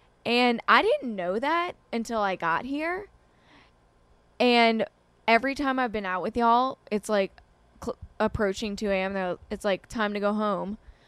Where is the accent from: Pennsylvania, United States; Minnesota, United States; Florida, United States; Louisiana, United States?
Louisiana, United States; New Orleans; moved away as an adult; now in New York City, United States; We're from New Orleans where, you know, people party all night long. My past 3 years have been in New York, the city that does not sleep.